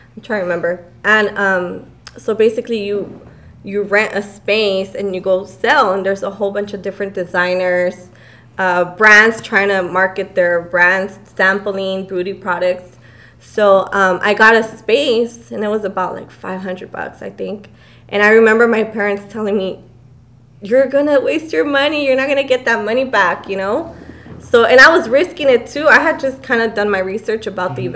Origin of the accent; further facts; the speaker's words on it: Montebello, California, United States; I grew up in Montebello